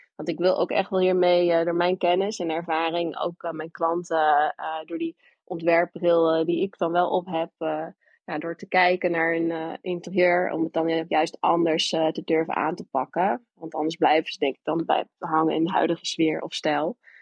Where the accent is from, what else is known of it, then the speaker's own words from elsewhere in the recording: New York, United States; also born or lived in Alabama; now in Hilversum, Netherlands; Ik ben eh, geboren in Alabama, opgegroeid in New York